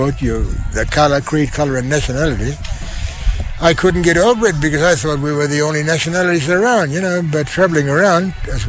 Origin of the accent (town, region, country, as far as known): Beagle Bay, Western Australia, Australia; born or raised there; also born or lived in Halls Creek, Western Australia